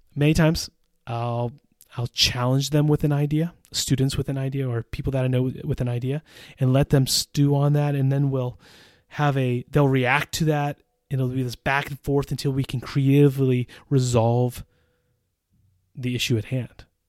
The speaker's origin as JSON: {"language": "English", "country": "United States", "moved": "as an adult", "lives_now": "Czech Republic"}